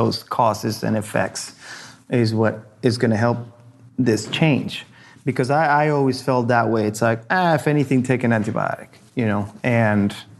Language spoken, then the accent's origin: English; Argentina; now in United States; I grew up in Argentina